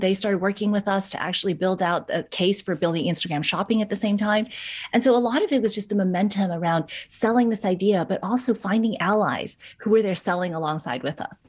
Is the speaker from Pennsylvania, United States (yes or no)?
no; New York, United States; I'm from New York